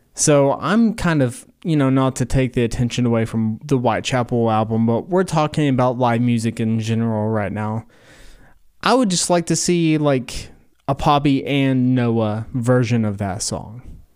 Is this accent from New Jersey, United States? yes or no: no; Corbin, Kentucky, United States; I live in southern Kentucky. I'm from Corbin, Kentucky, which is home of K F C.